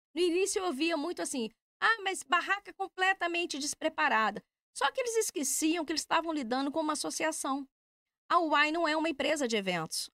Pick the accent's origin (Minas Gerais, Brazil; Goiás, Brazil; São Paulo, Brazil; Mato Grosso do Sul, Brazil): Minas Gerais, Brazil; moved away as an adult; also born or lived in Belo Horizonte; now in Braga, Portugal; eu sou de Minas Gerais